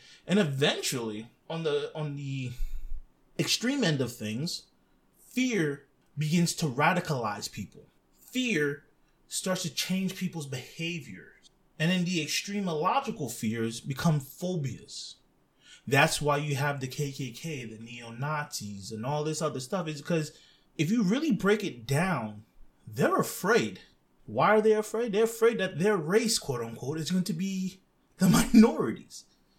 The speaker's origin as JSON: {"language": "English", "country": "Lebanon", "tie": "born or raised there", "said": "I've watched a lot of my friends that I grew up with in Lebanon become radicalized."}